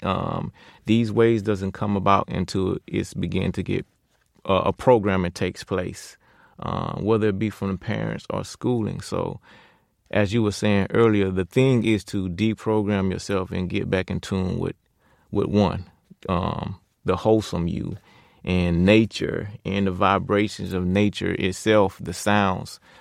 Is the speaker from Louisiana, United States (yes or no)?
no; Pensacola, Florida, United States; moved away; also born or lived in Georgia; Born and raised in Pensacola, Florida, I moved to Georgia in 2002.